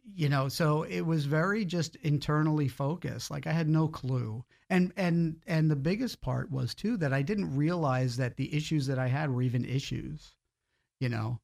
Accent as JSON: {"language": "English", "area": "Long Island", "region": "New York", "country": "United States", "tie": "born or raised there", "moved": "as an adult", "lives_now": "Florida, United States", "said": "I grew up in New York, um, born and raised there on Long Island, a small town out there"}